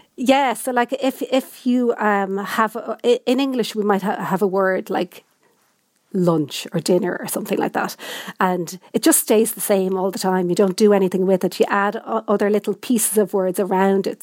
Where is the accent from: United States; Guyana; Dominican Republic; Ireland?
Ireland; also born or lived in Dublin; I'm, I'm from Ireland and I know Irish